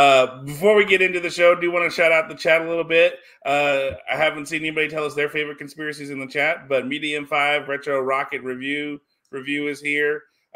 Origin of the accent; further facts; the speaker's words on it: Lafayette, Louisiana, United States; my hometown of Lafayette, Louisiana